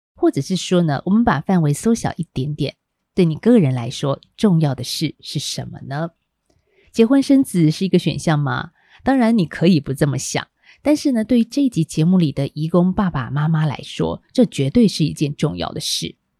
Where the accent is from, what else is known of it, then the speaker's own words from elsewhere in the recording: Taiwan; 我们台湾人